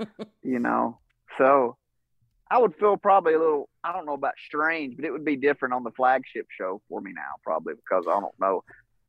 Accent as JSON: {"language": "English", "region": "Georgia", "country": "United States", "said": "I'm from North Georgia, which, you know, I'm probably, as a crow flies, probably 2 hours from Knoxville or something like"}